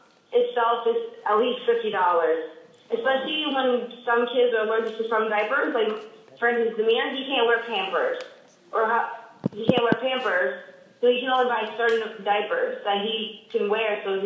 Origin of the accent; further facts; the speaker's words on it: Nashville, Tennessee, United States; now in Arlington, United States; I'm actually originally from Nashville, but I now live in Arlington, Virginia.